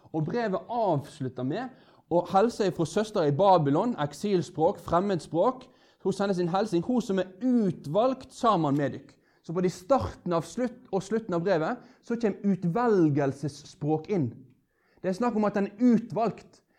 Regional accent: Norway; som er en nordmann, født av nordmenn

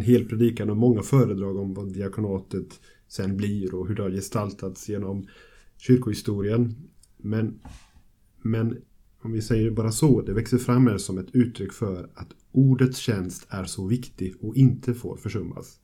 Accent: Gothenburg, Västra Götaland, Sweden; Jag kommer från Göteborg och Immanuelförsamlingen, församlingsfakulteten där jag arbetar

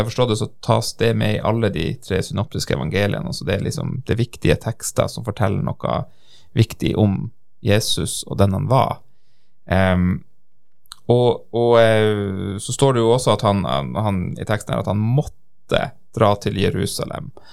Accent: Norway

